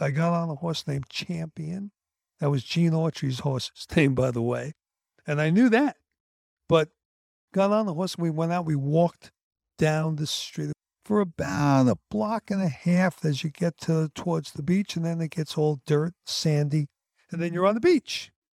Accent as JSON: {"language": "English", "town": "New York City", "region": "New York", "country": "United States", "tie": "born or raised there", "said": "I'm from Sheepshead Bay"}